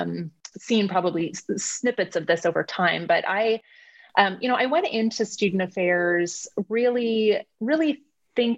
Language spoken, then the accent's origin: English; Phoenix, Arizona, United States; I was born and raised in Phoenix